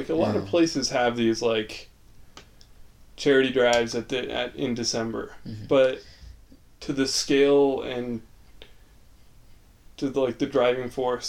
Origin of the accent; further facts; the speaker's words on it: Riverton, Utah, United States; we grew up in Riverton, which is a very...